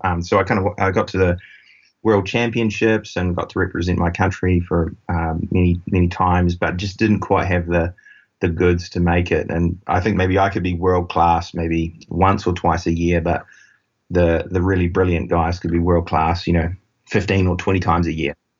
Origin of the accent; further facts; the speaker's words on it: New Zealand; accent: New Zealand; moved away as an adult; we do have about 100 of our team down in New Zealand, uh, which is where my accent is from